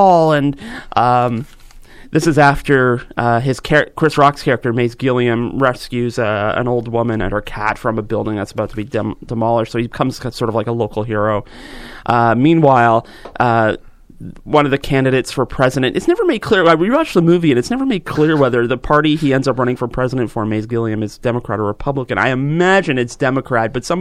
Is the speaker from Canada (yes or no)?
yes; Georgetown, Ontario, Canada; where I grew up in Georgetown